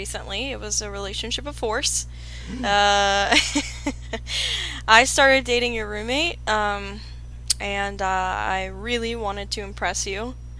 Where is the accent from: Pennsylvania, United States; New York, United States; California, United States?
Pennsylvania, United States; Latrobe; moved away as an adult; now in Phoenix, United States; I grew up in Latrobe, Pennsylvania, tiny, tiny town, about an hour out of Pittsburgh. And I recently moved to Phoenix, Arizona